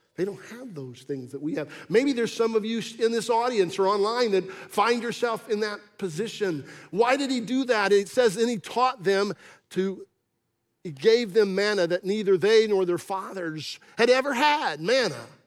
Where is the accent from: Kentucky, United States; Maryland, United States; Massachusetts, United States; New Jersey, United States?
Massachusetts, United States; When I was a little boy growing up in Massachusetts